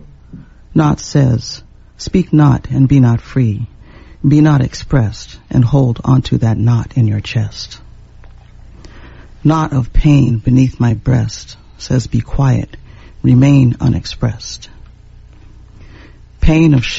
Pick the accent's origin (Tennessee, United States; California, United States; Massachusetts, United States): California, United States; San Jose; growing up in San Jose, bordering Los Gatos